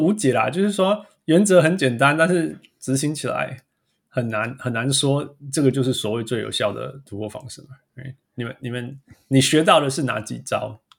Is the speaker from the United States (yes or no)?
yes; United States; 很多层次的讨论，就是我记得我们我们美国人常常在聊说哦，NCAA 怎么样，NCAA 怎么样？